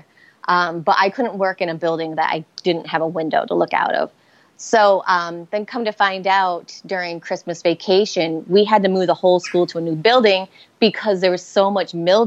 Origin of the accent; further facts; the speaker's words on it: Rhode Island, United States; accent: Boston; now in Boston, United States; I'm from Rhode Island, but Boston and Rhode Island have very distinctive accents